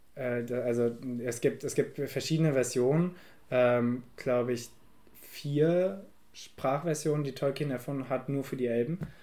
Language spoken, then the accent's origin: German; Germany; bei uns in Deutschland